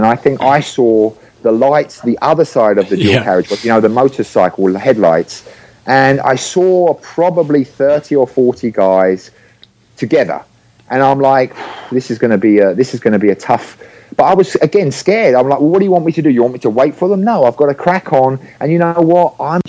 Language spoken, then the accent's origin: English; England, United Kingdom; now in San Diego, United States; And that year I moved from England to San Diego.